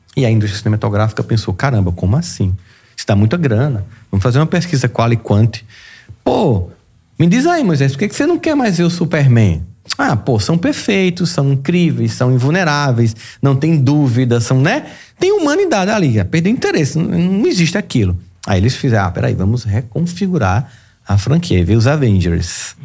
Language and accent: Portuguese; Campina Grande, Paraíba, Brazil; Eu nasci em Campina Grande, Campina Grande é uma cidade fria, mas já foi bem mais fria